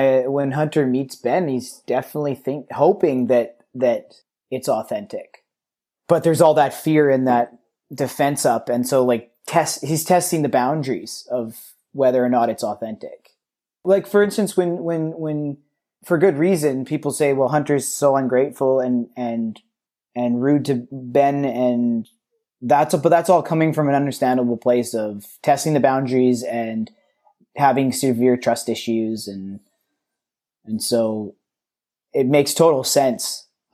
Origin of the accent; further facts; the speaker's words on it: Vancouver, British Columbia, Canada; I grew up in the West End of Vancouver